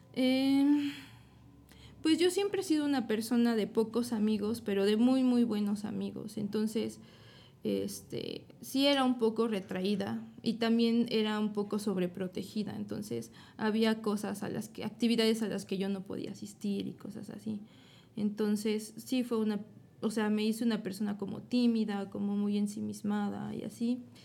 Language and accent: Spanish; Puebla, Mexico; Soy de aquí, de Puebla